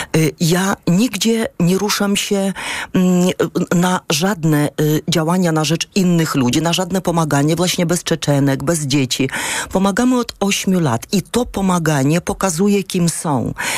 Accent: Ukraine; also born or lived in Ursynów, Warsaw, Poland; now in Warsaw, Poland; my mamy inny system oświaty tam na Ukrainie

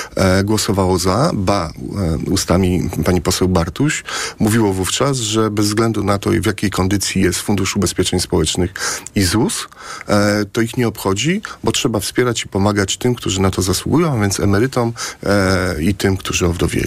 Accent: Płock, Masovian Voivodeship, Poland; Ja jestem e, e płotczaninem. U mnie w Płocku

